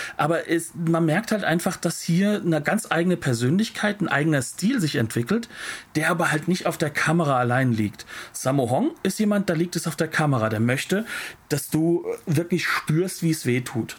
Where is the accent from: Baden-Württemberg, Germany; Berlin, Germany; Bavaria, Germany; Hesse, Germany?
Hesse, Germany; Ich bin Hesse